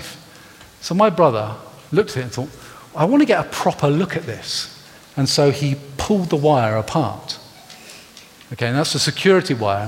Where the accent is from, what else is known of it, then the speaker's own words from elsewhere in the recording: Gloucestershire, South West England, United Kingdom; I grew up in Gloucestershire.